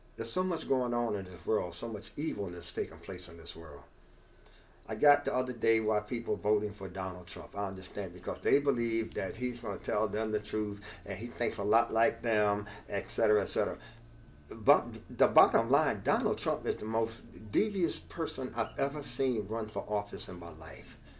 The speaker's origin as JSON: {"language": "English", "country": "United States", "said": "as African American people"}